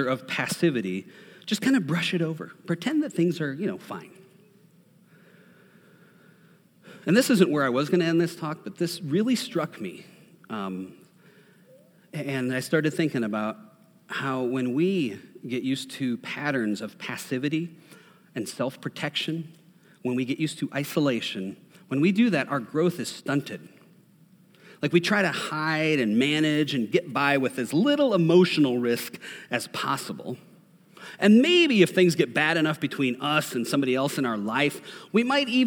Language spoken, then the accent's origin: English; Minnesota, United States; I'm from Minnesota